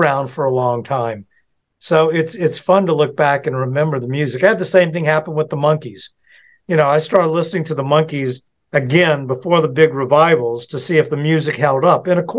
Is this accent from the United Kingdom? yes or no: yes; United Kingdom; I know for me, being British, that was cool to me.